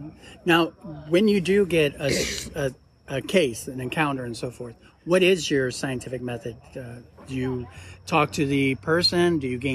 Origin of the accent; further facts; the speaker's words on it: Ohio, United States; I'm from Ohio